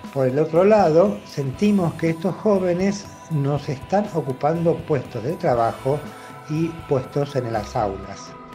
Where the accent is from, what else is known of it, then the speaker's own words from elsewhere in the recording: Argentina; somos nosotros los argentinos